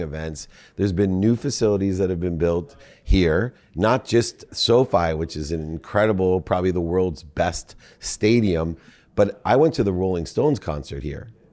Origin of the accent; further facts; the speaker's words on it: Southern California, United States; also born or lived in Midwest; when you were nine, you moved me to Southern California